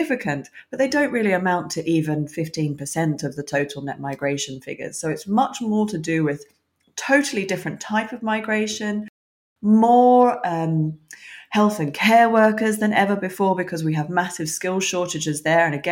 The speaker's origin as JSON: {"language": "English", "country": "Australia", "moved": "as an adult", "lives_now": "United Kingdom", "said": "I'm originally Australian myself. I migrated to the UK when I was 21."}